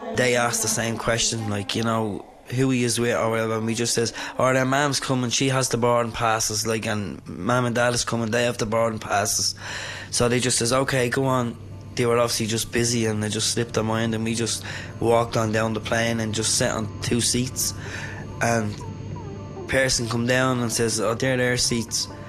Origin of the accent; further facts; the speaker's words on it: Dublin, Leinster, Ireland; I was born and bred in Dublin, reared in Cabra